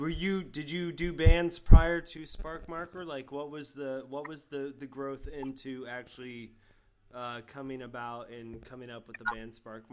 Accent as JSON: {"language": "English", "region": "Florida", "country": "United States", "tie": "born or raised there", "also_born_or_lived": "New Hampshire", "said": "I'm originally from New Hampshire. My great grandmother's from Canada. My family's French Canadian. I was made to move to Florida against my will at the age of 6."}